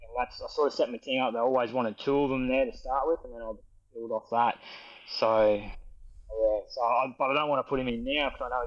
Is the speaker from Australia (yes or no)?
yes; Tannum Sands, Queensland, Australia; I live down Tanum as well